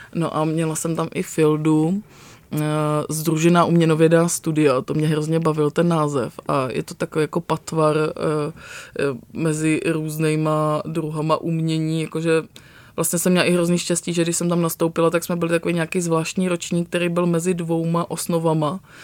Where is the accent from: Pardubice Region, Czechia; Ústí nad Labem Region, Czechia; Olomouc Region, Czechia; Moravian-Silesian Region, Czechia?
Pardubice Region, Czechia; Pardubice; also born or lived in Vranov Reservoir (South Moravia); já jsem vyrostla částečně v Pardubicích